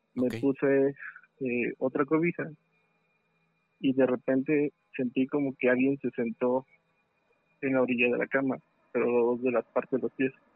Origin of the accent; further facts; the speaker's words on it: State of Mexico, Mexico; yo soy del Estado de México